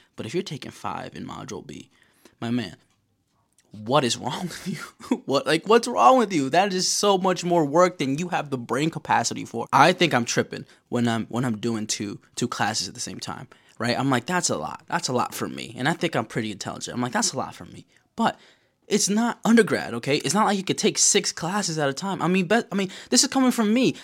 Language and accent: English; New York, United States; I'm from New York, baby. I'm from New York, okay? I live here.